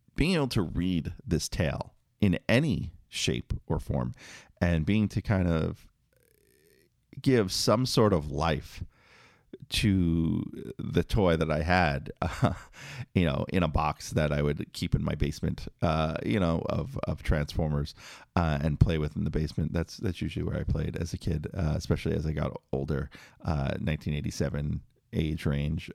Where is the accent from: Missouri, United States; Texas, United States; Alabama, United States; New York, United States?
New York, United States; New York City; growing up in Queens